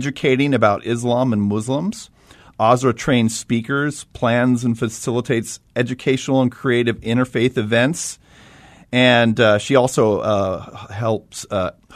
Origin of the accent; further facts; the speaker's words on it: United States; accent: American; I'm stuck with my just boring American accent